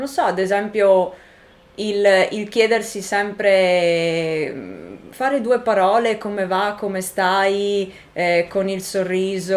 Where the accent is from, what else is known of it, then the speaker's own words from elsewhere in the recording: Italy; moved away; del paese in cui sono cresciuta